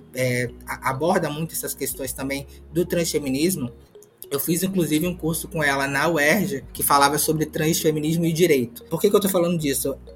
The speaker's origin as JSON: {"language": "Portuguese", "region": "Rio de Janeiro", "country": "Brazil", "tie": "born or raised there", "also_born_or_lived": "Pernambuco", "said": "Nasci em Pernambuco, mas cresci no Complexo do Alemão, aqui no Rio de Janeiro"}